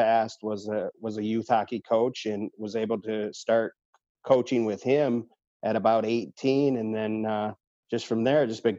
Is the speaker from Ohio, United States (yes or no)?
yes; Toledo, Ohio, United States; So I did grow up here in Toledo and played youth hockey growing up back at the old sports arena.